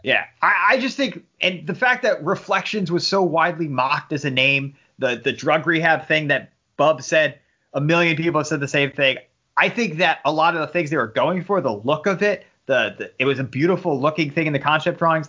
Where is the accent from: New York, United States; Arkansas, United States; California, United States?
New York, United States; New York City; growing up in New York City.